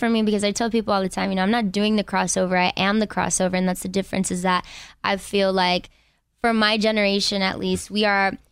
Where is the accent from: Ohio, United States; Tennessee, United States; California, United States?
California, United States; Inglewood; from Inglewood.